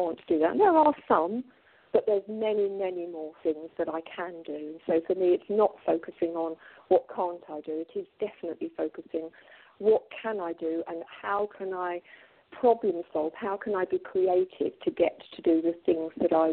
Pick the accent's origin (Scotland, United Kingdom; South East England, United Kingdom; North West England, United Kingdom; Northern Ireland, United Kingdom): North West England, United Kingdom; Manchester; now in Colchester, United Kingdom; I come from Manchester. I was born in Manchester.